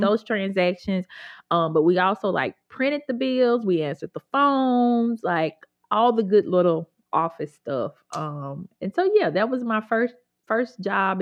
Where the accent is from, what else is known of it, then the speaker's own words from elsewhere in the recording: Grenada, Mississippi, United States; I grew up in Grenada, which is technically not the Delta